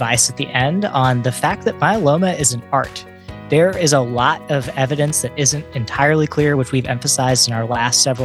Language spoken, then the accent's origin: English; Knoxville, Tennessee, United States; moved away; I grew up in Knoxville, Tennessee